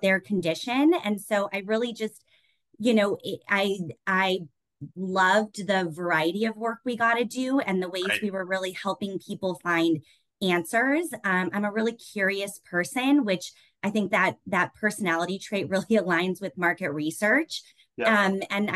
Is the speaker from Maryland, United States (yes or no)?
no; Denver, Colorado, United States; moved away as an adult; now in Chicago, United States; I was born and raised in Denver, and I'm very proud to be a Coloradan